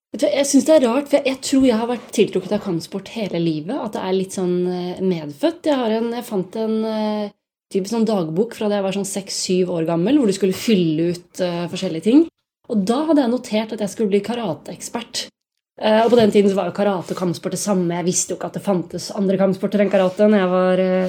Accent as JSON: {"language": "Norwegian", "town": "Bærum", "region": "Akershus", "country": "Norway", "also_born_or_lived": "Oslo / Los Angeles", "moved": "yes", "said": "jeg kommer jo fra Bærum, og der begynte jeg å trene taekwondo da jeg var rundt 14 år"}